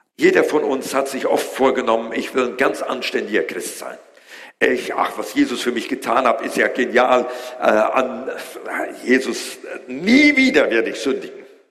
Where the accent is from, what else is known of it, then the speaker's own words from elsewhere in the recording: Germany; wir als Deutsche